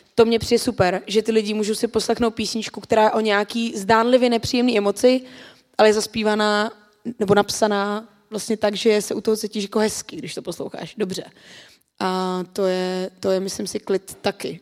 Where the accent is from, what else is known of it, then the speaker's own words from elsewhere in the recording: Czechia; tady u nás v Čechách